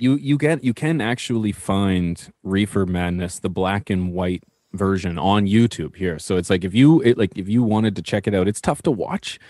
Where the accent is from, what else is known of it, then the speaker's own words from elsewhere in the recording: Canada; as Canadian